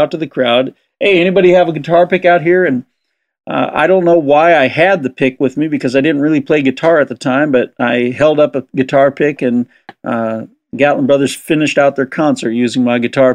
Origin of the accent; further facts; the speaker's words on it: Southern California, United States; I grew up in Southern California